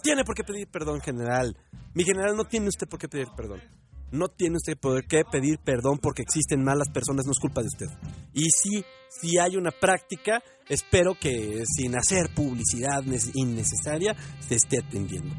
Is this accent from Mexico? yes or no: yes; Mexico; como mexicanos seamos conscientes